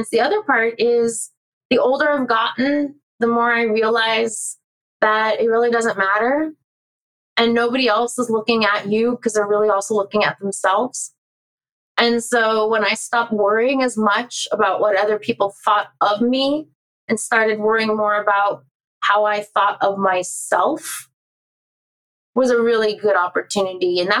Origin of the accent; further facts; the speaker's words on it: California, United States; I'm from Southern California